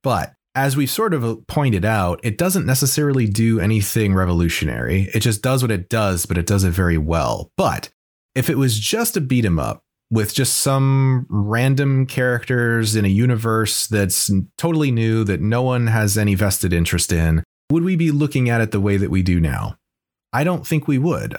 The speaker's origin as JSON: {"language": "English", "country": "United States", "tie": "born or raised there", "said": "as an American growing up in the early nineties"}